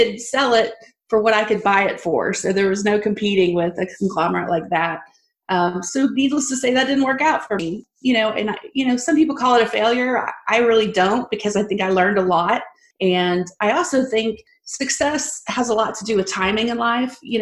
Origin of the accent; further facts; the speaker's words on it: Abilene, Texas, United States; I was born in Abilene, Texas, born and raised